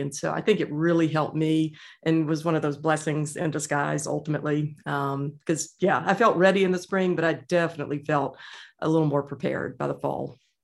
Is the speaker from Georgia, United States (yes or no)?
yes; Georgia, United States; I was born and raised in Georgia